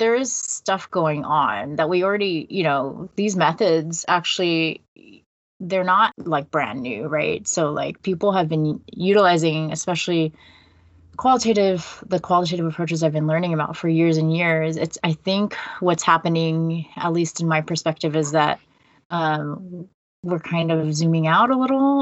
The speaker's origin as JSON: {"language": "English", "region": "California", "country": "United States", "tie": "born or raised there", "also_born_or_lived": "Netherlands", "moved": "as an adult", "lives_now": "Toronto, Canada", "said": "I came to the Netherlands from California, where I'd like been my whole life"}